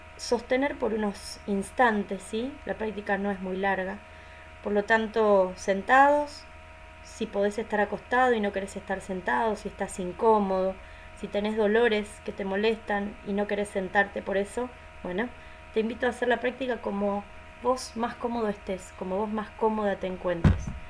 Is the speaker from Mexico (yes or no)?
no; Argentina; soy de Argentina, docente y facilitadora de mindfulness